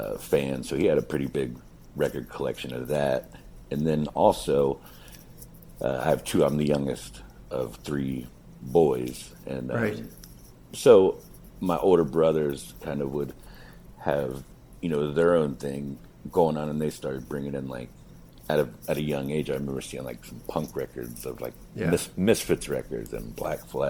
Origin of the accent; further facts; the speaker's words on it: Cincinnati, Ohio, United States; I was born here in Cincinnati in 1979, and I've spent little time elsewhere, really, except time spent like on the road traveling.